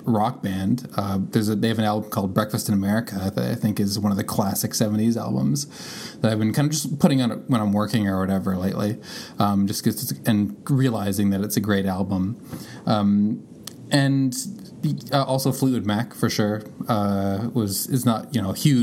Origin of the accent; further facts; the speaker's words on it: Canada; my dad is from Canada, I'm from Canada, and my family's from Canada